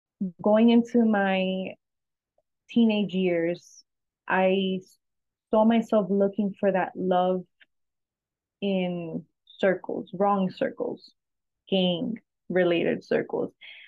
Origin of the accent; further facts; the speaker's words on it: New York, United States; also born or lived in New Jersey / Ecuador; now in Florida, United States; I was born in New Jersey. I grew up in New York a few years, and then I moved to Florida. I also lived in Ecuador for a while when I got married.